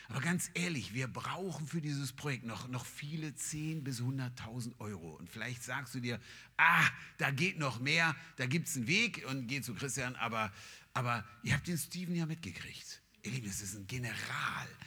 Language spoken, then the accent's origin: German; Nigeria; German is a second language; now in Germany; Ich meine, ich komme aus Nigeria.